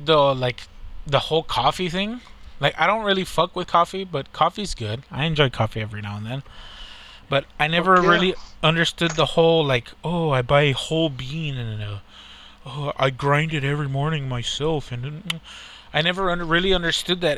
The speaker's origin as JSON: {"language": "English", "country": "United States", "said": "I'm an American"}